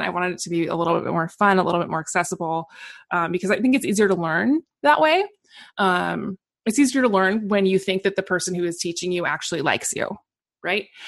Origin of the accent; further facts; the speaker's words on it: Portland, Oregon, United States; also born or lived in Seattle; I actually grew up in, was born and raised in Portland, Oregon